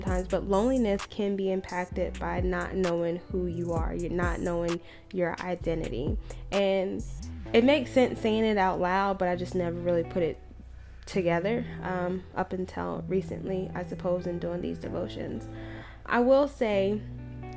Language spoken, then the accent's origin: English; Maryland, Virginia, DMV area, United States; moved away; I'm known to be from Maryland, Virginia, the DMV area